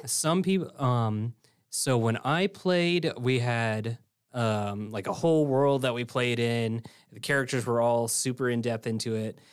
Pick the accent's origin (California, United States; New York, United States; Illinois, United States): Illinois, United States; now in Ridgecrest, United States; So I came from Illinois, um, in the mid-, in the middle of the Midwest, Corn Belt, everything.